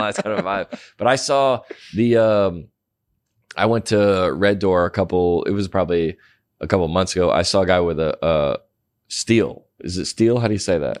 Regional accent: Atlanta, Georgia, United States; moved away as an adult; also born or lived in Denver / Colorado Springs; now in Los Angeles, United States; I grew up in the South and went to school here

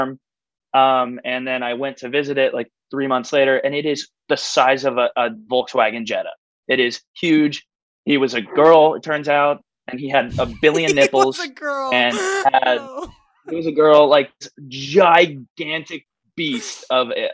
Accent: Texas, United States; I'm from Texas.

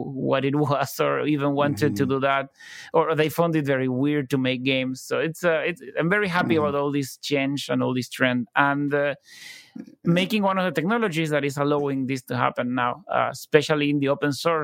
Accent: Buenos Aires, Argentina; I was from Buenos Aires

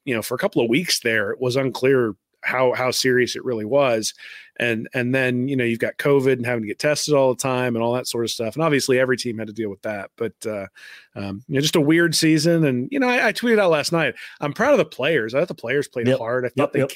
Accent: Indianapolis, Indiana, United States; I grew up in Indianapolis

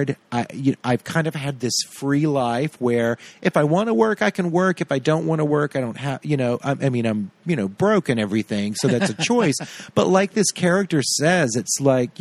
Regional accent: Tallulah, Louisiana, United States; I grew up in a town named Tallulah.

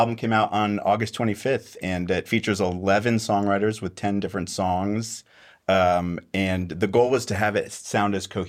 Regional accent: Austin, Texas, United States; I'm from Austin, Texas.

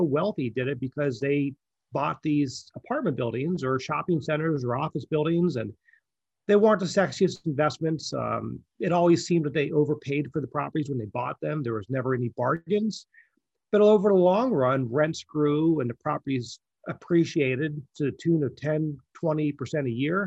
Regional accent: Pennsylvania, United States; moved away as an adult; now in Manhattan Beach, United States; I grew up in Pennsylvania

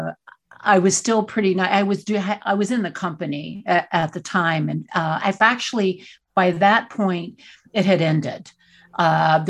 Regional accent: Texas, United States; I grew up in Texas and Southern Baptist, super conservative.

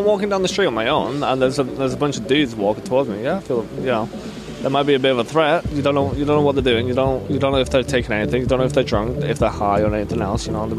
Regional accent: Slovakia

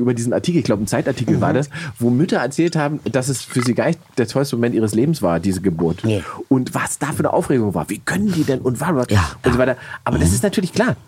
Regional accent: Berlin, Germany; für mich als Berliner

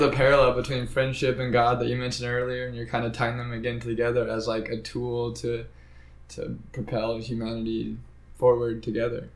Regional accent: Midwest, United States; I'm like from the Midwest.

